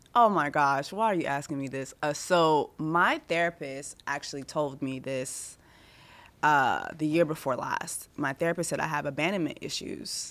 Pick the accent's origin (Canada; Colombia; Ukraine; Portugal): Canada; Montreal, Quebec; I was born in Montreal, Canada, which a lot of Haitians go to because it's French speaking